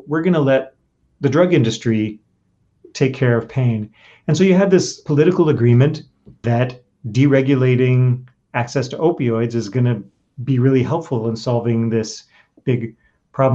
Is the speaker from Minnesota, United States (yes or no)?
no; New York, United States; my home state, New York